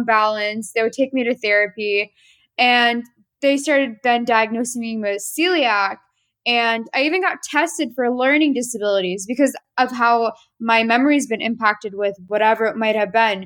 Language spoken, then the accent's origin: English; Washington, District of Columbia, United States; I'm from the Washington, D.C. area, born and raised, but ethnically Armenian